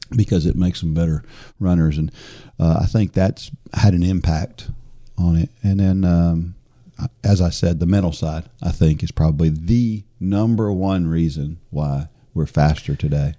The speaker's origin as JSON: {"language": "English", "region": "New Jersey", "country": "United States", "tie": "born or raised there", "said": "I was born in New Jersey"}